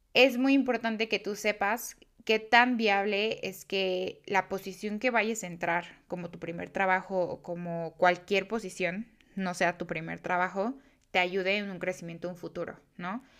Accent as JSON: {"language": "Spanish", "country": "Mexico", "said": "yo soy este, mexicana"}